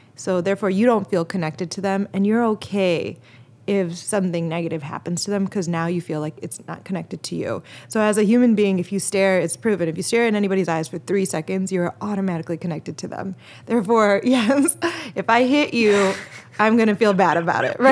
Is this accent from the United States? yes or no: yes; Chicago, Illinois, United States; I'm from Chicago